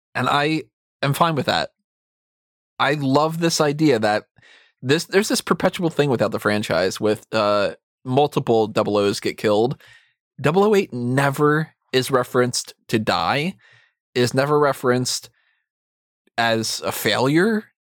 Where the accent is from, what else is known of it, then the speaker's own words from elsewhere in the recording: United States; as an American